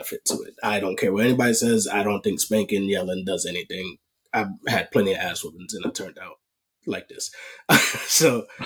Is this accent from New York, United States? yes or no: yes; New York, United States; born and raised in New York